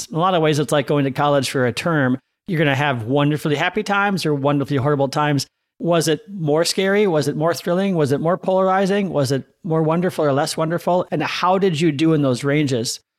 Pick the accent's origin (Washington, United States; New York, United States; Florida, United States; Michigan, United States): Washington, United States; Seattle; Or I'm always happier on rainier days because I'm from Seattle, right?